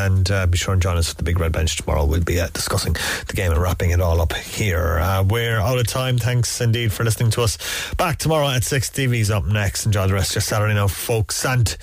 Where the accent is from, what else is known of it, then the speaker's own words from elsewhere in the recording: Ireland; us both being Irish people